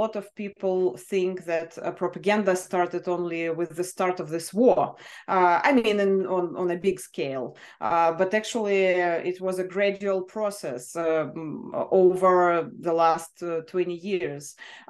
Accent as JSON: {"language": "English", "region": "Moscow Oblast", "country": "Russia", "tie": "born there", "second_language": "English", "said": "I was born in the Moscow region. So it's a town not far from Moscow, very close actually."}